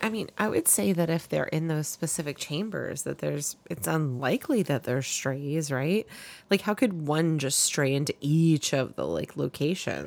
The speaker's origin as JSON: {"language": "English", "region": "Tennessee", "country": "United States", "tie": "born or raised there", "said": "growing up in Tennessee"}